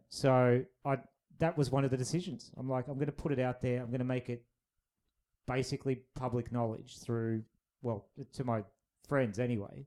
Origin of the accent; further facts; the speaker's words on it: Australia; we're both Australian